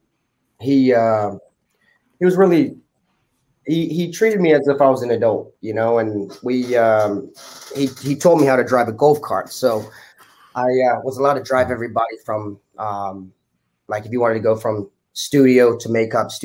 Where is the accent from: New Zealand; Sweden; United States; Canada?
New Zealand; Growing up in New Zealand, we grew up on an island.